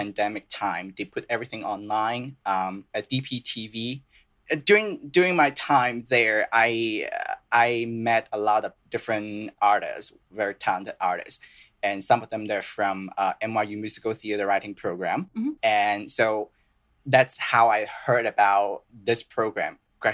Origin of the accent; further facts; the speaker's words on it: Guangzhou, Guangdong, China; first language Cantonese and Mandarin; English is a second language; moved away as an adult; also born or lived in Boston, United States; now in New York, United States; I'm from the city called Guangzhou, which is very close to Hong Kong